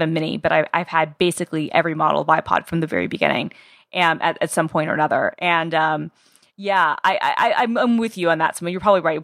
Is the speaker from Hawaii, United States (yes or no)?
no; Atlanta, Georgia, United States; I'm from Atlanta, Georgia